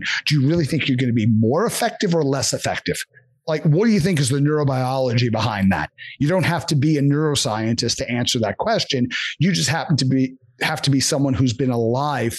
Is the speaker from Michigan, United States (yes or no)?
no; New York, United States; born or raised there; moved away